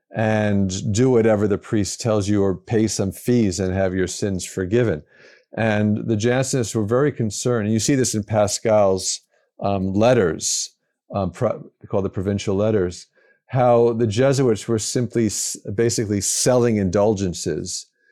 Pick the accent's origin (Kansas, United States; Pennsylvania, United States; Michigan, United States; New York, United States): New York, United States; New York City; moved away as an adult; also born or lived in St. Louis, Missouri; now in Madison, United States; I grew up in the New York area, New York City area